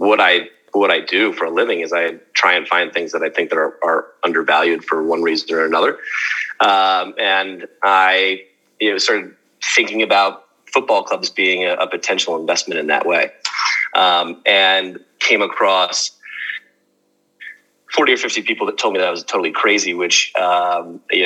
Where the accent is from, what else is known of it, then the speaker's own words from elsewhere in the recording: outside of Chicago, Illinois, United States; also born or lived in New York, United States; now in London, United Kingdom; I'm American. I grew up outside of Chicago. Spent the last 15 years in New York, but I now live in London, in Notting Hill, actually.